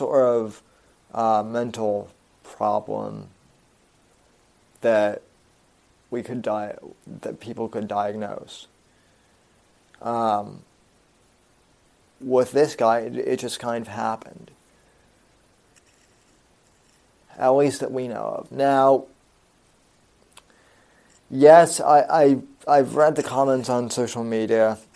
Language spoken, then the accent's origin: English; Colorado, United States; the Aurora movie theater shooting, which happened in my home state